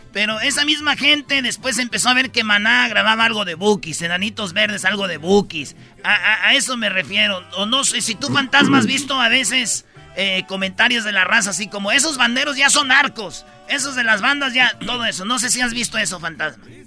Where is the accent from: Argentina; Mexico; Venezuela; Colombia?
Mexico; Michoacán; moved away; yo vengo de Michoacán, de un rancho